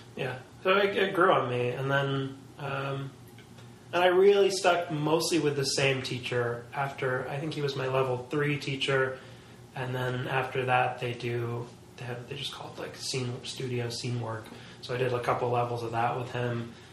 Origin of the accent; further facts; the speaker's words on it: New York City, New York, United States; growing up in Manhattan, I think is a is a kind of a weird experience